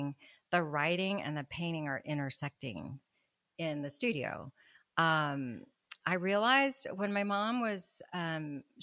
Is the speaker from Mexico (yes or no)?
yes; Mexico; moved away; I'm from Mexico